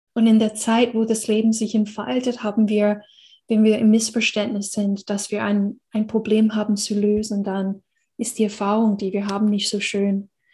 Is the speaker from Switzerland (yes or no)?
no; United States; German is a second language; moved away; ich bin in einer Gesellschaft aufgewachsen in Amerika